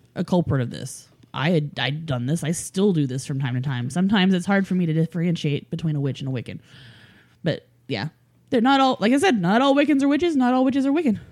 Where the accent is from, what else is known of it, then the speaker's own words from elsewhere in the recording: Oklahoma, United States; I'm from Oklahoma and the Native American in me